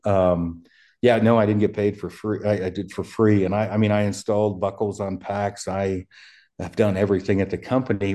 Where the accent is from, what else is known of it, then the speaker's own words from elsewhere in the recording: Oregon, United States; also born or lived in Colorado; now in Wyoming, United States; my hometown in Oregon's two hundred people.